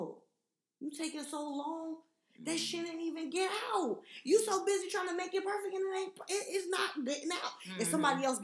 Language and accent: English; United States; I'm American